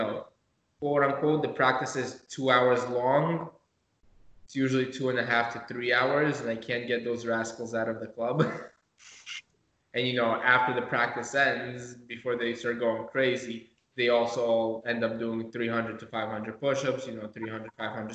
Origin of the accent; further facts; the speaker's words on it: Moscow, Russia; now in United States; I was born in Moscow myself, but yeah, I have Lithuanian heritage.